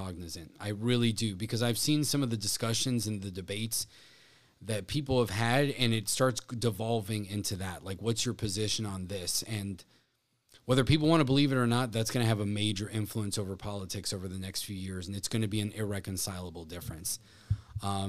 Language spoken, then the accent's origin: English; South Florida, United States; growing up in South Florida